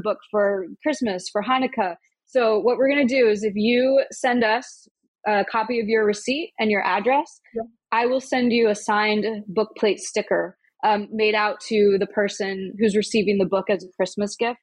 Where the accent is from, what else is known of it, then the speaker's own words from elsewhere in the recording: Omaha, Nebraska, United States; now in New York City, United States; the bookstore in my hometown, Omaha